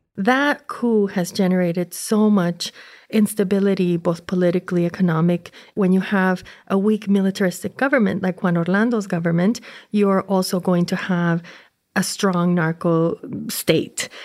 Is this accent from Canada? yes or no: no; Honduras; growing up in Honduras during this period in the seventies